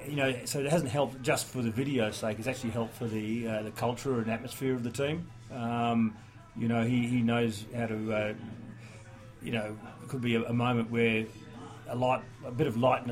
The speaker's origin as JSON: {"language": "English", "region": "New South Wales", "country": "Australia", "tie": "born or raised there", "also_born_or_lived": "England"}